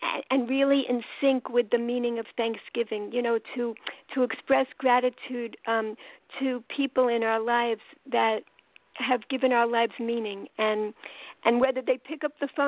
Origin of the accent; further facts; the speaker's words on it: New York City, New York, United States; accent: New York; now in Baltimore, United States; I'm calling from Baltimore, Maryland, and I'm from New York, as you could tell from my accent